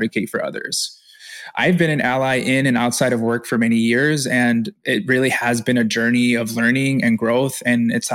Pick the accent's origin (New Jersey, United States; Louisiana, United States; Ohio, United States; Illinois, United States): Illinois, United States; Chicago; I was born and raised in Chicago.